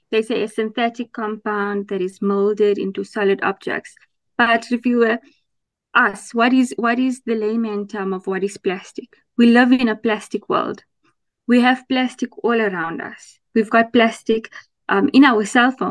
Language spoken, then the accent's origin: English; Potchefstroom, North West, South Africa; I am originally from Potchefstroom in the northwest province of South Africa.